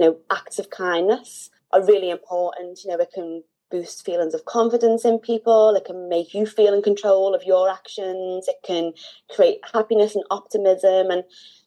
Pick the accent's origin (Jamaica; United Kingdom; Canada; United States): United Kingdom; Liverpool, North West England; Born and raised in Liverpool